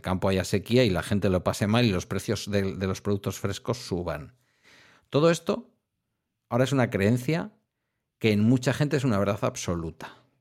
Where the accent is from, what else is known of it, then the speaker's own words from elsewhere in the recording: town on the Ibaizabal river, near Bilbao, Basque Country, Spain; el Ibaizábal es el río que pasa por mi pueblo